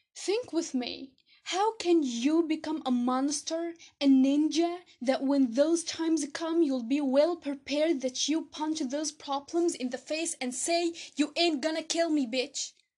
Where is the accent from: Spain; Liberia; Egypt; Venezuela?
Egypt; I'm from Egypt